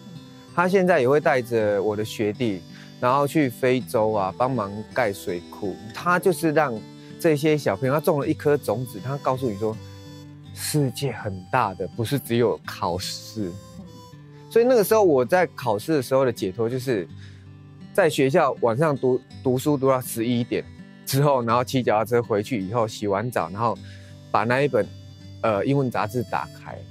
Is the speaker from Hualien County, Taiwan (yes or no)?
no; Changhua County, Taiwan; 我们彰化都讲台语嘛，嗯、那其实我真正的母语是英文。